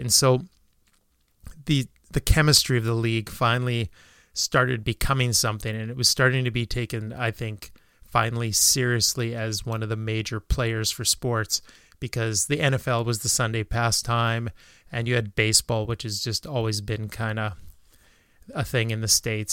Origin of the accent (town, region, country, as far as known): small town Saskatchewan, Canada; born or raised there